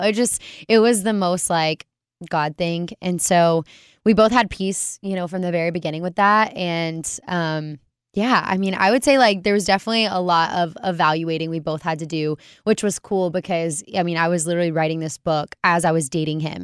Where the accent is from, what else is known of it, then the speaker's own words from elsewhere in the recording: Alabama, United States; moved away as an adult; now in Waco, United States; I was born in Alabama.